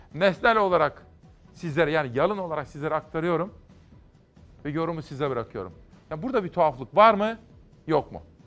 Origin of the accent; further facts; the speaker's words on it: Simav, Kütahya, Turkey; doğup büyüdüm Simav'da